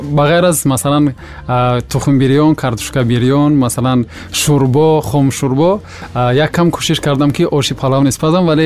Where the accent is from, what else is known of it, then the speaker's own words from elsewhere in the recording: Farkhor District, Khatlon, Tajikistan; ман дар ноҳияи фархор ба дунё омадам ва он э, деҳае ки мо зиндагӣ мекардем аслан ҷамоати деҳоти гулшан ном бурда мешавад